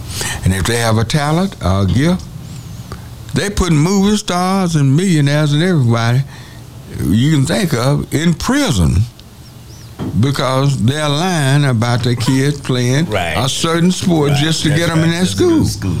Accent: Denton, Texas, United States; I'm from Denton.

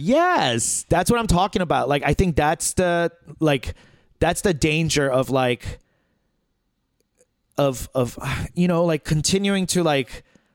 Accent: Flushing, New York, United States; I grew up in Flushing

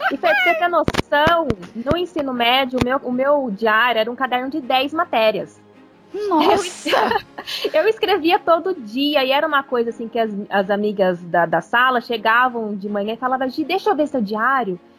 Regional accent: São Paulo, Brazil; Primeira, interior de São Paulo.

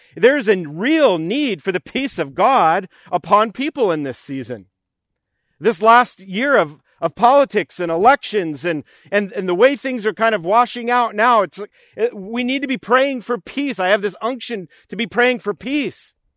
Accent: New York, United States; as a child, we would go to Camp Spofford, which was named after Horatio Spofford, uh, growing up in New York.

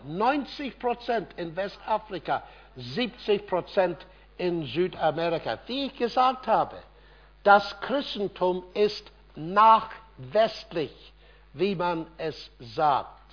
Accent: Ireland; German is a second language; moved away; Irland, mein Heimatland

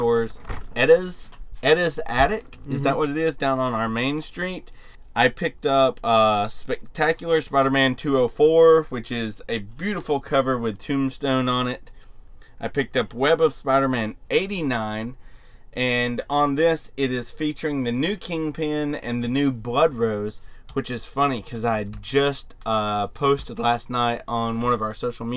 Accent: Arkansas, United States; my hometown of 10,000 people

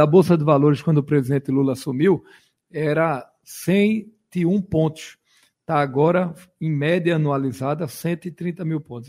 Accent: Pernambuco, Brazil; os municípios do nosso estado

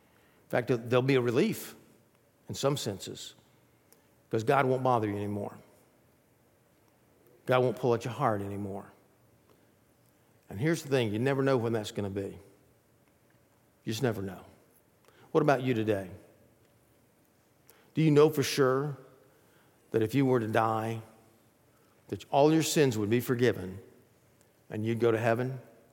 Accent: Athens, Georgia, United States; I grew up in Athens, Georgia, and right down the road from that is Atlanta, a place called Stone Mountain.

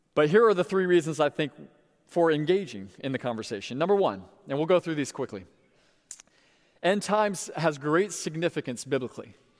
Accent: Sebring, Florida, United States; my hometown of Sebring, Florida

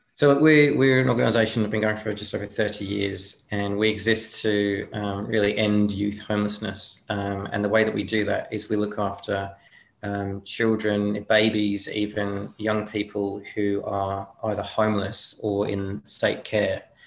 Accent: United Kingdom; now in Australia; I'm from there originally

